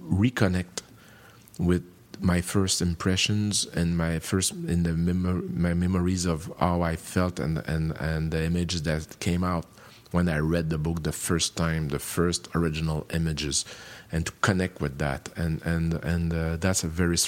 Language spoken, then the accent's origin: English; Canada; I'm French Canadian, which means that my culture is European